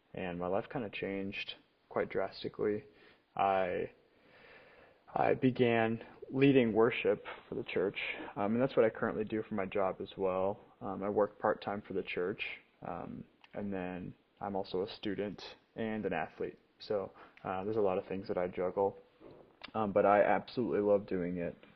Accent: Rockford, Illinois, United States; moved away as an adult; now in Kalamazoo, United States; I grew up in Rockford, Illinois, which is 50 minutes

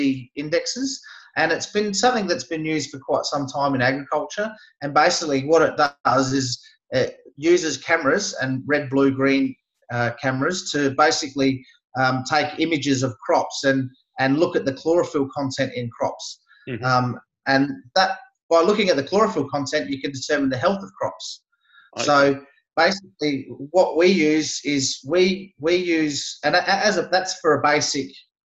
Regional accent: Barossa Valley, South Australia, Australia; I'm from South Australia, born and raised, grew up in the Barossa Valley

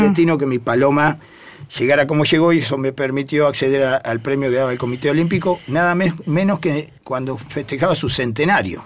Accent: Pehuajó, Buenos Aires Province, Argentina; la mensajera de Peguajó, ah. que siempre digo es mi segunda casa, es donde yo nací, ya había palomas en mi casa, así que voy a la institución desde que tengo uso de razón

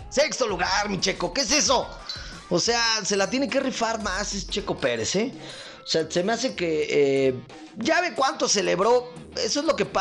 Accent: Mexico

